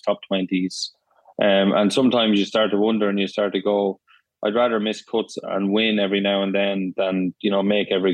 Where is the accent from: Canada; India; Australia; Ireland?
Ireland; moved away as an adult; now in Florida, United States; I am Irish